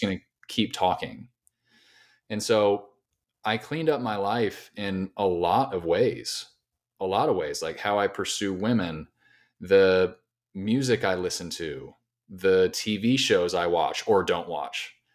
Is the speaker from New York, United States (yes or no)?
no; Southern California, United States; moved away as an adult; now in Nashville, United States; I'm originally from Southern California. I moved to Nashville about five and a half years ago